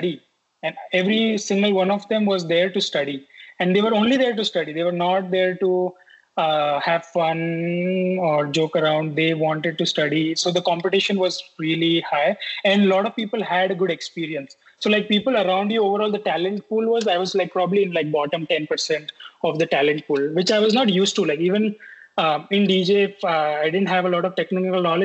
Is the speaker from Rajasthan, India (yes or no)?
yes; Rajasthan, India; moved away as an adult; also born or lived in Pune / Mumbai; now in United States; I stayed in small place in Rajasthan, my hometown.